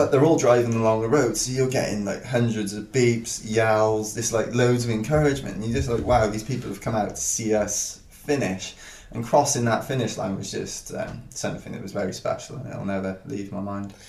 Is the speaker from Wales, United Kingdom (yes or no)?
yes; Wales, United Kingdom; I'm a Welsh guy